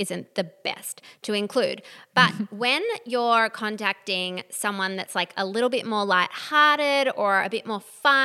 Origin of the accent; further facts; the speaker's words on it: Australia; we are Australian